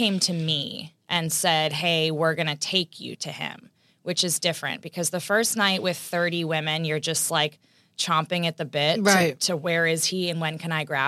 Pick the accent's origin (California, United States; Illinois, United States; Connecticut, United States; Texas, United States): Texas, United States; I'm from Texas